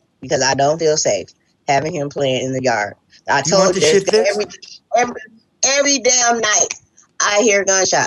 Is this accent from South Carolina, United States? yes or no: no; Detroit, Michigan, United States; also born or lived in Oak Park, Michigan / Warren, Michigan; I was born and raised in Detroit